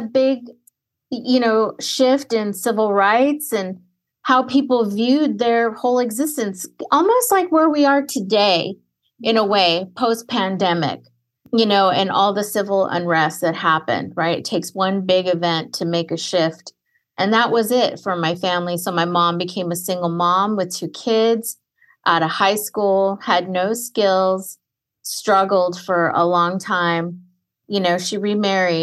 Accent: Fresno, California, United States; Third generation Mexican-American from Central Valley, Fresno, California

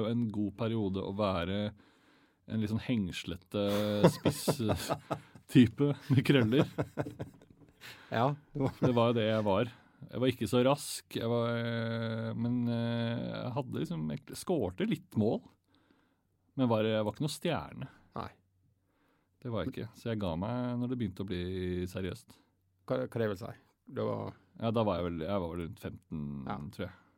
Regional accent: Hurum, Buskerud, Norway; Jeg er fra Hurum.

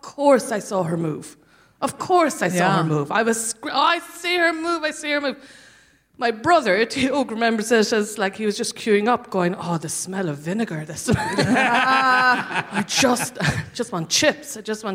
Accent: Cork, Munster, Ireland; now in London, United Kingdom; I'm from Cork

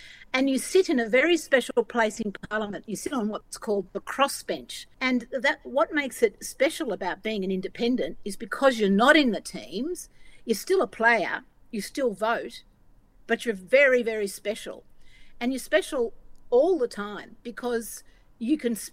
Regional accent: Northeast Victoria, Australia; I come from Northeast Victoria, which is a rural electorate

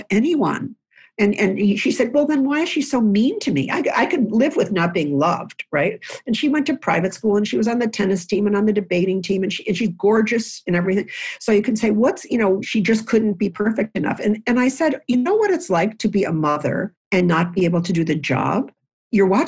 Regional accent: Lewiston, New York, United States; I grew up in a house in Lewiston, New York, which is on the Niagara River connecting to Canada

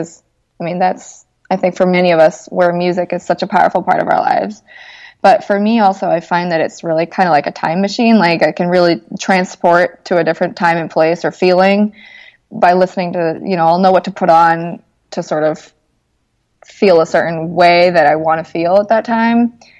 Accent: Mexico; also born or lived in Vermont, United States; Like, I grew up in Mexico. I was the only really white person in most of the schools that I was ever, you know, at. And then I went to Vermont for a few years, which is totally white. And then back to Mexico

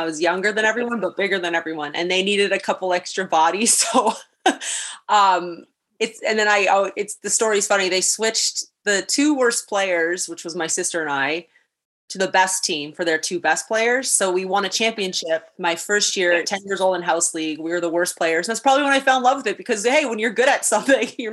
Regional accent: Niagara Falls, Ontario, Canada; I've had a newfound appreciation for the beauty of my hometown

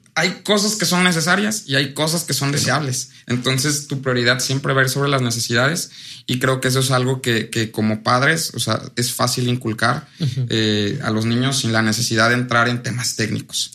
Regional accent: Orizaba, Veracruz, Mexico; Soy de Orizaba

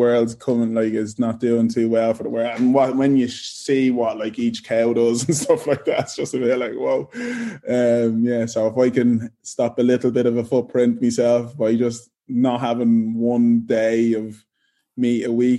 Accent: Ireland; I came from Ireland, not knowing anyone here.

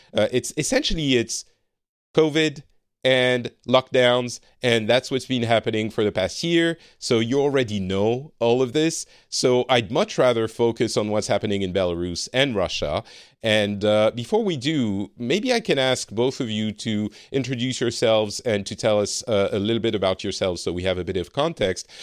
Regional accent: France; moved away as an adult; now in Finland; I am from France originally, but I currently live in Finland and have been for a few years.

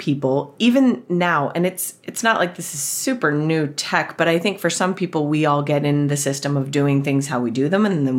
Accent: Colorado, United States; now in California, United States; I live in California now. I'm from Colorado originally, but I live in California now.

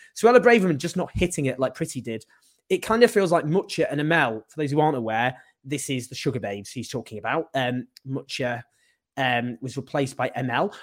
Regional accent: Stockport, North West England, United Kingdom; I'm from Stockport.

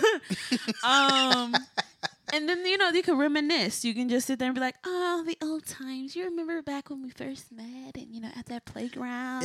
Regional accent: Texas, United States; moved away as an adult; also born or lived in Boston

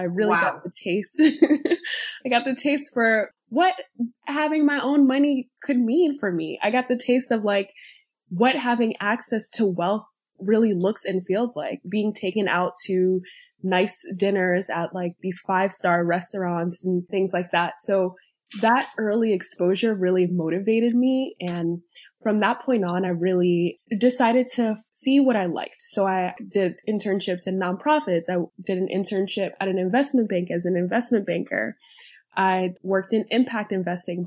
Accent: New York City, New York, United States; I am a first generation wealth builder born and raised in New York City

